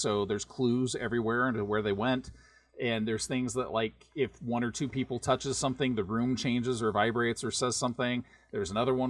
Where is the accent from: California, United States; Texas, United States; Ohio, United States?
California, United States; Burbank; now in Salt Lake City, United States; I grew up in Burbank, California, which is not Los Angeles